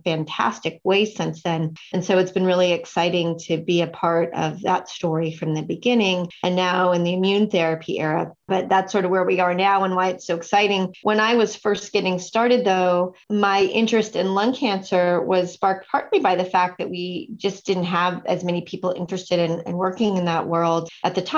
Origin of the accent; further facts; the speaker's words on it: Sonoma County, Northern California, United States; also born or lived in East Coast; I actually grew up in Northern California, farther north in Stanford in Sonoma County